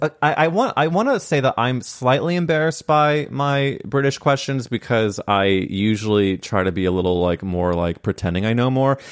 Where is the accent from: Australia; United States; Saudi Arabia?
United States; Midwest; moved away; I came from a very conservative place when you really look at it, it came from the Midwest